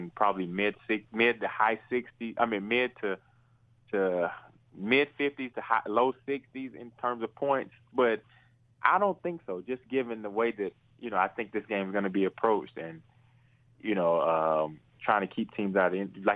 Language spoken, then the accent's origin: English; Georgia, United States; moved away; also born or lived in Miami; I'm a Georgia guy. I grew up in Georgia